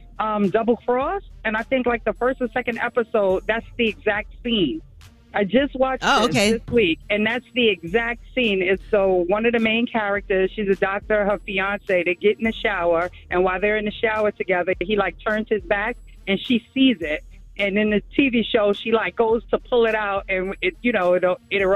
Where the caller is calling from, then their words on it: Bronx, New York, United States; I'm calling from the Bronx.